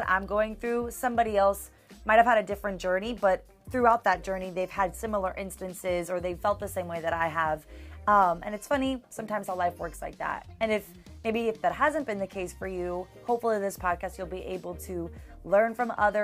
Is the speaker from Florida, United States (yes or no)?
yes; Miami, Florida, United States; now in Tallahassee, United States; I'm originally from Miami, and I currently right now live in Tallahassee